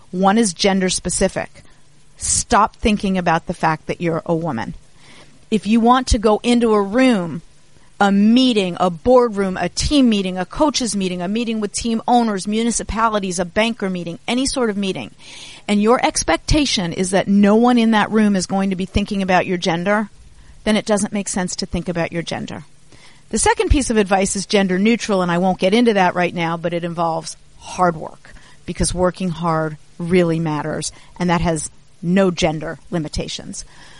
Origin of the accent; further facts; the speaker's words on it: Los Angeles, California, United States; I grew up in Los Angeles.